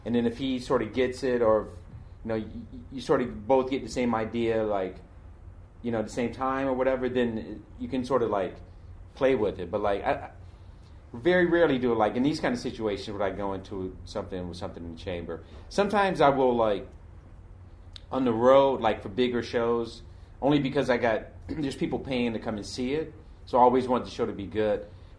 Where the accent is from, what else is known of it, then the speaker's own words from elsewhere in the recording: Detroit, Michigan, United States; I'm from Detroit, you know what I mean?